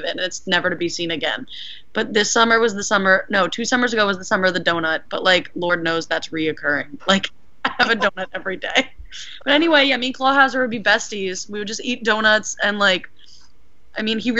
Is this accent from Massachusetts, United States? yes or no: no; New Jersey, United States; I'm from New Jersey too